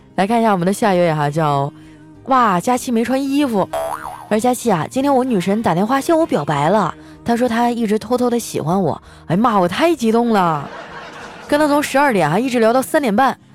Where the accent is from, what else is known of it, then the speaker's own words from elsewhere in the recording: Northeast China, China; 我们东北人呢就是特别豪迈